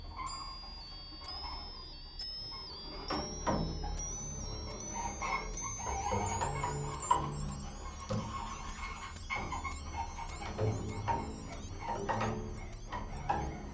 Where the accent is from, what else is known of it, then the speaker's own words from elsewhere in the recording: Mendoza, Argentina; now in Canada; I'm from Argentina, from Mendoza